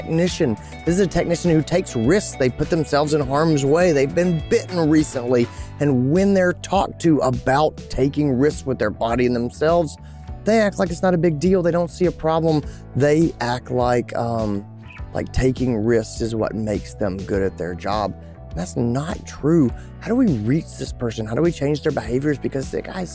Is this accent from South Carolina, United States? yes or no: yes; Greenville, South Carolina, United States; my hometown in Greenville, South Carolina